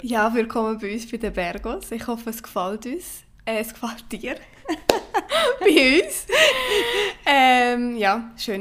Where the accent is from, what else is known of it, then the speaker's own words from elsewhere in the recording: Switzerland; also born or lived in Brazil; Ich äh, bin Schweizer Brasilianerin und sehr, sehr stolz darauf